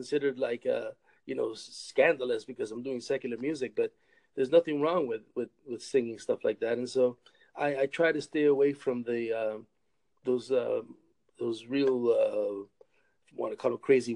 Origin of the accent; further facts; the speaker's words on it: Rochester, New York, United States; also born or lived in Massachusetts; now in Michigan, United States; I grew up in Rochester, New York, born in Rochester, New York